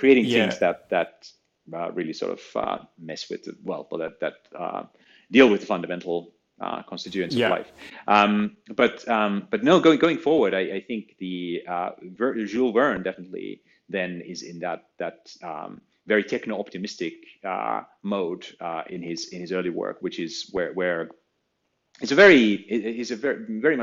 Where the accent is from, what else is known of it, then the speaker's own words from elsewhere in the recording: Finland; I found it in my school little school library. Growing up in Finland